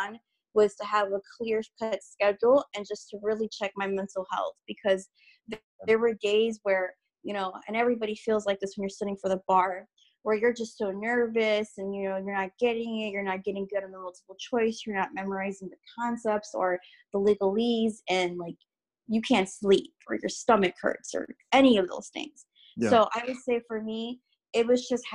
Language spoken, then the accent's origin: English; Chicago, Illinois, United States; I'm from Chicago, Illinois. So inner city, northwest side.